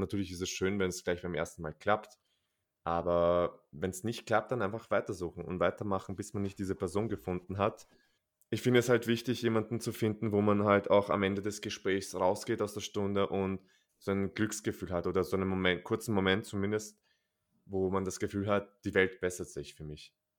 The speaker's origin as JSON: {"language": "German", "country": "Austria", "said": "bei uns in Österreich"}